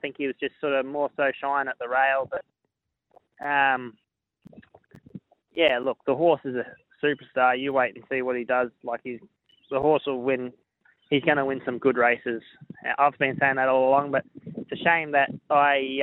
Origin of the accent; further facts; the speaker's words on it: Queensland, Australia; I'm probably come from Queensland as well